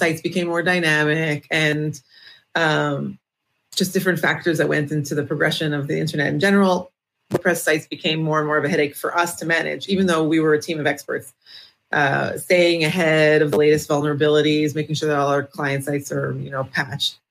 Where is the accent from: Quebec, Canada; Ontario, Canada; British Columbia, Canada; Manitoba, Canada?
Ontario, Canada; Toronto; now in Israel; I'm originally from Toronto, Canada. Now I live in Israel